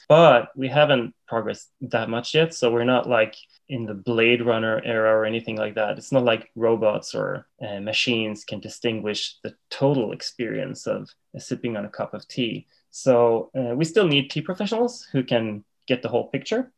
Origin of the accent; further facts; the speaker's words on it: Sweden; moved away as an adult; now in Japan; I was born and raised in Sweden, and I moved to Japan about 10 years ago.